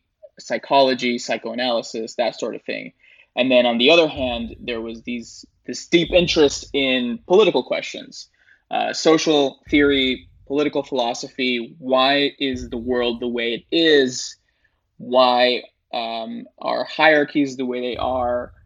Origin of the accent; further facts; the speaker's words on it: Rio Grande Valley, South Texas, United States; also born or lived in Bogota, Colombia / Chicago suburbs, Illinois / New York; I spent my childhood in the suburbs of Chicago. And around 10 or 11 years old, I moved to South Texas, to the Rio Grande Valley. And that's where I spent most of my life.